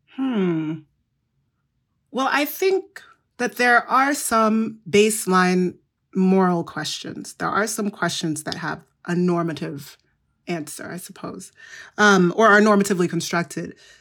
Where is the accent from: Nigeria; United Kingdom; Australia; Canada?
Nigeria; Igbo, Igboland; I'm from the Igbo group, which is in, um, Nigeria